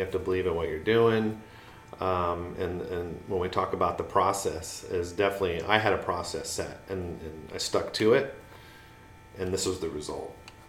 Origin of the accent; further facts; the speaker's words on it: California, United States; I'm originally from Southern California. I moved here with my mom in the 80s.